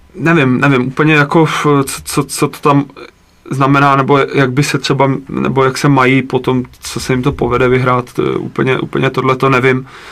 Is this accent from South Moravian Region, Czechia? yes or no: no; Jihlava, Vysočina Region, Czechia; já jsem vlastně původem z Jihlavy, tak, eh, na náměstí, kde jsem chodil, eh, n, na základku